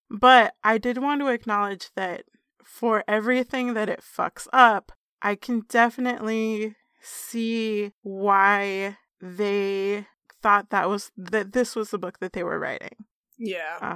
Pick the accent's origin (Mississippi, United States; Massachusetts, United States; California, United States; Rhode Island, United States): Massachusetts, United States; Yes, I am from Massachusetts, and yes, I am very happy with my legislature